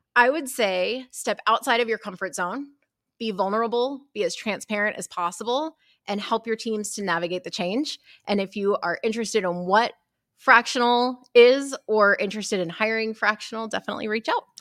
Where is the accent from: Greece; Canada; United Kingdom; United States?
United States; Texas; I'm from Texas